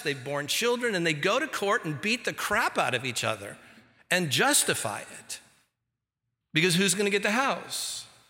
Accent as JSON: {"language": "English", "town": "Santa Ana", "region": "California", "country": "United States", "tie": "born or raised there", "said": "I grew up here, I grew up in Santa Ana, California"}